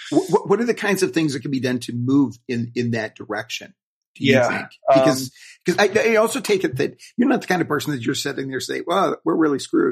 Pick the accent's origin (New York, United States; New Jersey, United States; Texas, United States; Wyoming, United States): Wyoming, United States; I grew up in Wyoming, and that's one of the biggest coal